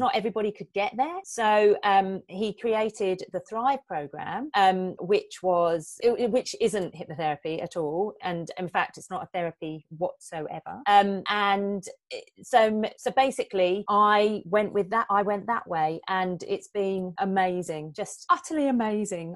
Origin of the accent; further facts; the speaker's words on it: England, United Kingdom; moved away as an adult; now in New Zealand; I'm originally from England, as you can probably tell by my accent. But um, I've been living in New Zealand for the past 19 years